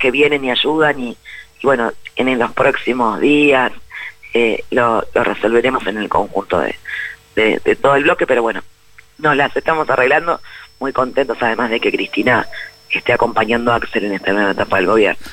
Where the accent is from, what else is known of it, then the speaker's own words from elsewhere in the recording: Buenos Aires Province, Argentina; Buenos Aires como bonaerense